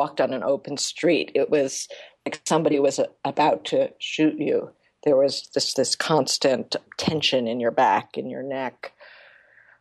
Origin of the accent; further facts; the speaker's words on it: United States; as an American